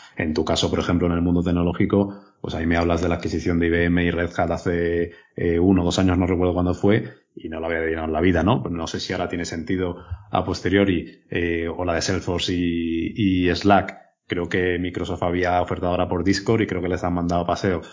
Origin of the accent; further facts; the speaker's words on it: Extremadura, Spain; now in Madrid, Spain; soy extremeño